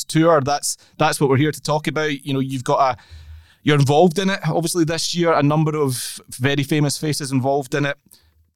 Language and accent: English; Scotland, United Kingdom; being a Scotsman